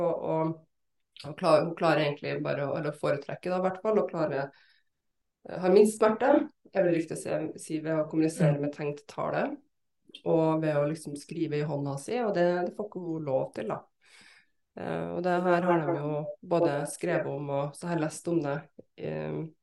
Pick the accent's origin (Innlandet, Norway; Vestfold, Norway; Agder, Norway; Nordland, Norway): Nordland, Norway; Bodø; also born or lived in Trondheim; født i Trondheim, ja, men uh, vokste opp også i Bodø. Ja. Nå har jeg to dialekter.